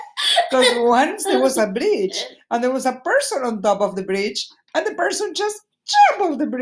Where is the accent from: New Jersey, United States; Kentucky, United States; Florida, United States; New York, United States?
New York, United States; New York City; I am from New York City.